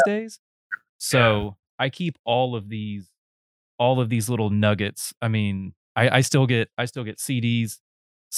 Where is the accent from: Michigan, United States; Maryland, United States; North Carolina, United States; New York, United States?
North Carolina, United States; also born or lived in Akron, Ohio / Austin, Texas; I was born in Akron, and then I moved when I was about 15 months down to North Carolina, and that's where I was raised